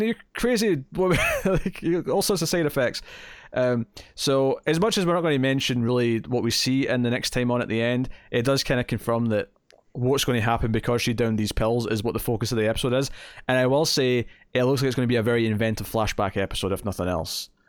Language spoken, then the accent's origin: English; Scotland, United Kingdom; We're proud to be Scottish